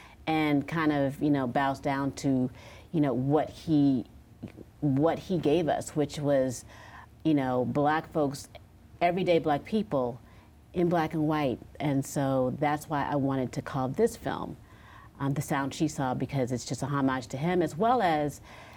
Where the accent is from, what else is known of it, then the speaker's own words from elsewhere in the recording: Los Angeles, California, United States; now in New York, United States; I am from Los Angeles, California